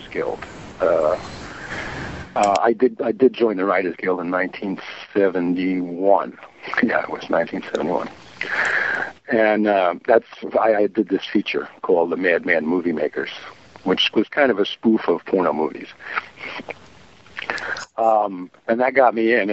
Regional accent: New York City, New York, United States; moved away as an adult; now in Los Angeles, United States; I grew up in New York City, mm-hmm. The old country, Queens, Ozone Park, right behind Aqueduct Racetrack

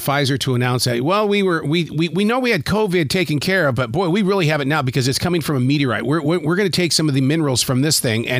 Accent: Montana, United States; I grew up in Montana. Meteors were a major part of our lives because that big sky country is wide open.

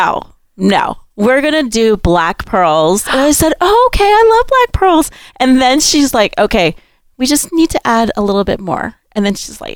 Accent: Honolulu, Hawaii, United States; We grew up hosting a lot of gatherings at our Āina Haina house

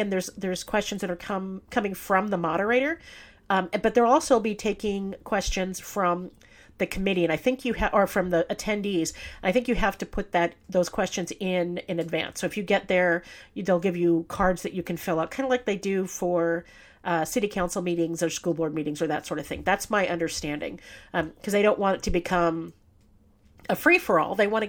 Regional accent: San Bernardino, California, United States; San Bernardino is my hometown. I live here, work here, and raised my children here.

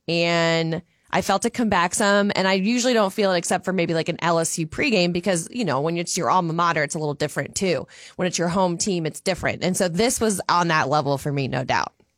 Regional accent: Louisiana, United States; now in Minnesota, United States; I'm from Louisiana

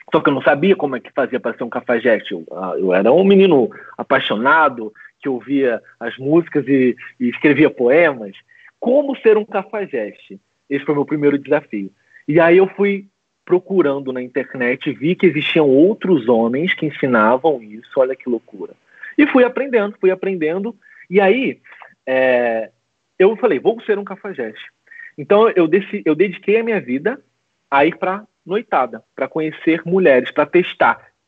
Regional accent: Macaé, Rio de Janeiro, Brazil; also born or lived in São José do Rio Preto, São Paulo; com 10 anos mais ou menos eu me mudei para Macaé, no interior do Rio de Janeiro. E desde então eu moro em Macaé, eu resido em Macaé.

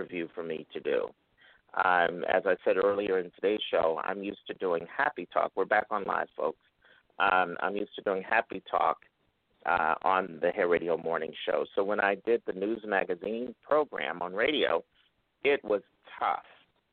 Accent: Philadelphia, Pennsylvania, United States; I'm from Philadelphia

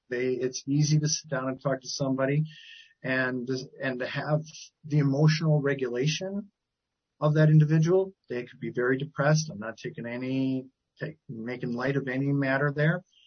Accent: Milwaukee, Wisconsin, United States; moved away as an adult; also born or lived in Eau Claire, Wisconsin; I grew up in Wisconsin

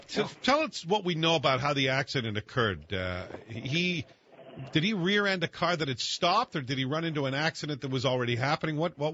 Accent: Scotland, United Kingdom; I'm Scottish.

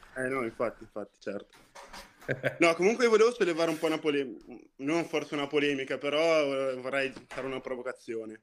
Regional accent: Borgo Val di Taro, Emilia-Romagna, Italy; Io sono, sono di vicino Parma, un'ora da Parma abito.

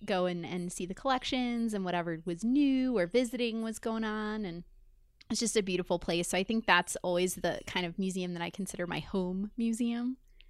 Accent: New York City, New York, United States; I grew up in New York City

